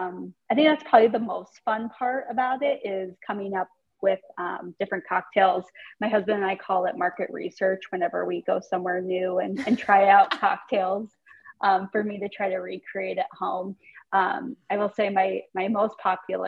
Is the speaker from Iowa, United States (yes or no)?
yes; Iowa, United States; moved away as an adult; also born or lived in New York City, United States; now in Des Moines, United States; I'm from the Quad Cities.